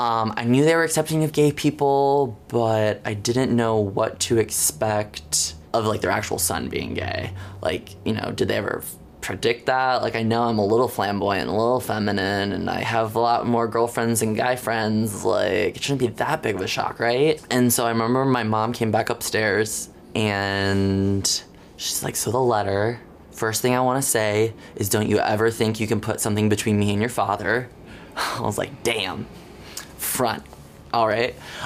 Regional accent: Jackson, Michigan, United States; I am 24 years old. I graduated high school in the spring of 2013. I am from Jackson, Michigan, about 70 miles west of Detroit.

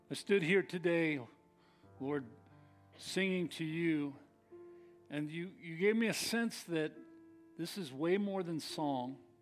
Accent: San Leandro, California, United States; I grew up in San Leandro

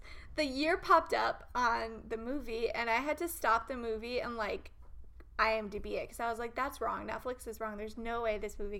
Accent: Australia; I'm Australian, so I can speak Australian.

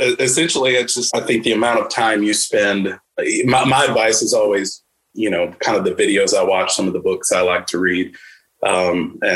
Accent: Birmingham, Alabama, United States; I'm from Birmingham, Alabama.

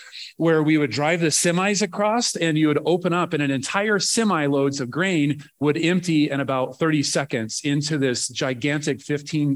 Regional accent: Nebraska, United States; moved away as an adult; I grew up farm kid in Nebraska.

